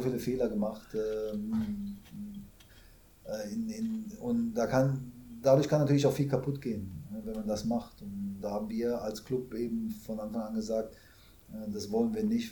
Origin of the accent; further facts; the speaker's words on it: Germany; moved away as an adult; also born or lived in Canada / China; als Deutscher